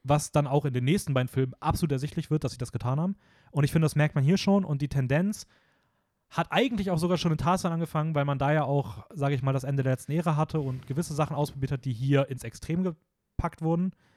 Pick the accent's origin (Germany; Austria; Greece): Germany; Hameln, Lower Saxony; meine Heimat